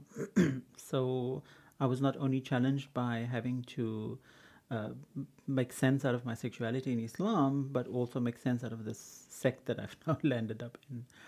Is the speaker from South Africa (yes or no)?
yes; Cape Town, Western Cape, South Africa; In, in Kenwyn, yeah. In, in those days it used to be called Samboklan.